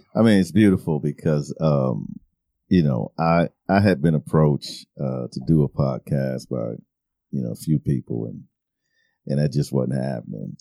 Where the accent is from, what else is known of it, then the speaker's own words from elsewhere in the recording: Milwaukee, Wisconsin, United States; I grew up in Milwaukee, Wisconsin